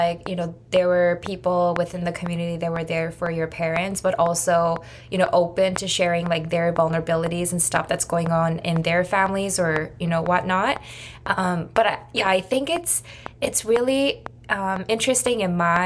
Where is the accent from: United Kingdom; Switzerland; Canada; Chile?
Canada; grew up with, like as a Canadian